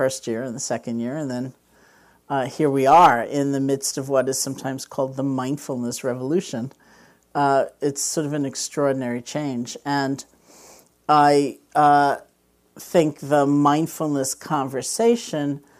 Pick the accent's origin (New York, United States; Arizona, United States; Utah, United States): New York, United States; I'm from New York